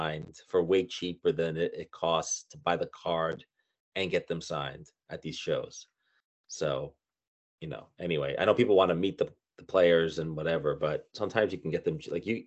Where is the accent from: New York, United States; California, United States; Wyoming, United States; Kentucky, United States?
New York, United States; New York City; I'm from Brooklyn, New York